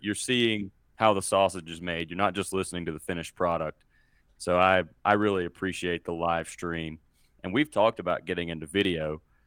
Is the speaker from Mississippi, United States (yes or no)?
yes; Mississippi, United States; moved away as an adult; now in Colorado, United States; I was born and raised in Mississippi, and I currently live in Colorado.